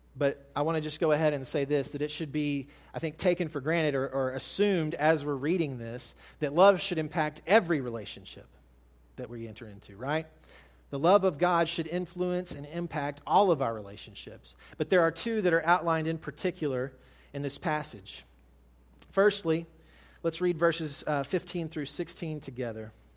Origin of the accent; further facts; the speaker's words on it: United States; as American Christians